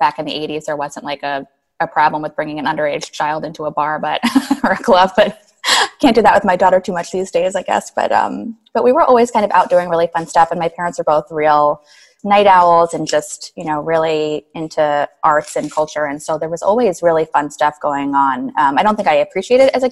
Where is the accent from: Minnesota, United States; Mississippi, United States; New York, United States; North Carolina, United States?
New York, United States; New York City; moved away as an adult; now in Boston, United States; grew up in New York, Manhattan. Yep, in the city